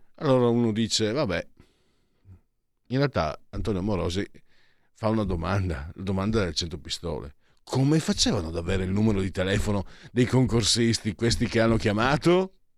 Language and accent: Italian; Italy; also born or lived in Lombardy; io vengo sai dal Friuli Veneto, le esportazioni, eh, ma comunque anche dalla Lombardia